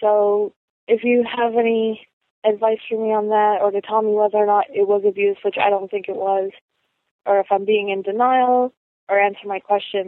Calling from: Rhode Island, United States; I'm calling from Rhode Island.

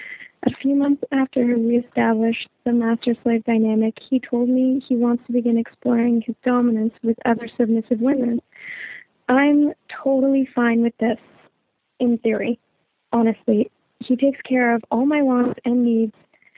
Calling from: Canada; I'm calling from Canada. I'm a 28-year-old heteroflexible female

